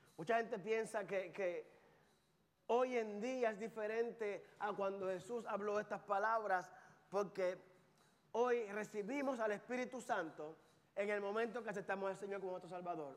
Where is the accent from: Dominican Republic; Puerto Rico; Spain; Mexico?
Puerto Rico; Carolina; moved away; Yo soy de Carolina, Puerto Rico